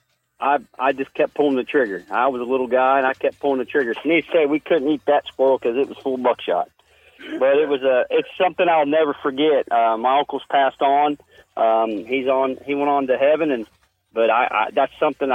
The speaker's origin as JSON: {"language": "English", "town": "Georgetown", "region": "Ohio", "country": "United States", "tie": "born or raised there", "said": "I was born in Georgetown, Ohio, to Tom and Mary Manning"}